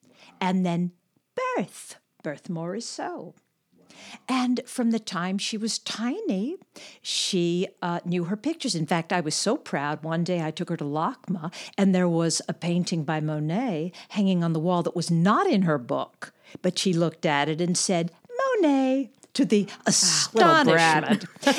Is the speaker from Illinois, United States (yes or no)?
no; Los Angeles, California, United States; Los Angeles.